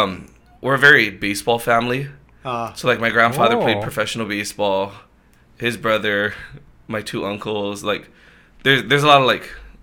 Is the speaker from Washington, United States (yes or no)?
no; Aiea, Hawaii, United States; So I grew up in Aiea